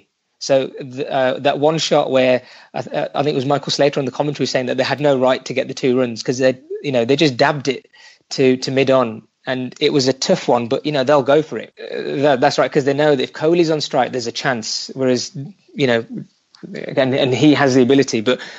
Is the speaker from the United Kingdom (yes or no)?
yes; United Kingdom; I consider myself to be like a British Indian